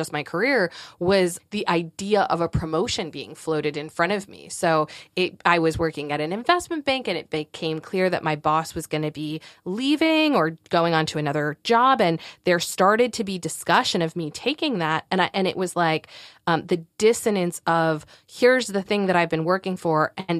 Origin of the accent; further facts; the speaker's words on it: Northeast, United States; now in Durham, United States; I am. Durham, North Carolina. We are transplants from the Northeast, and we will never return.